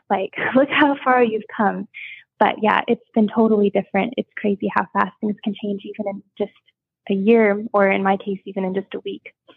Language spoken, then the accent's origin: English; Washington, United States; moved away as an adult; also born or lived in Hawaii; now in Fort Riley, Kansas, United States; Originally from Hawaii, um, but I moved to Washington State when I was about six years old. So I've been there most of my life